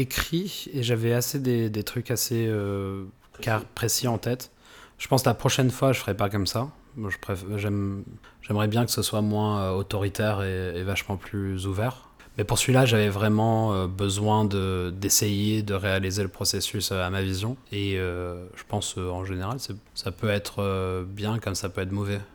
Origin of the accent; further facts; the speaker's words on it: France; je suis né en France, quoi et que j'ai passé toute mon éducation ici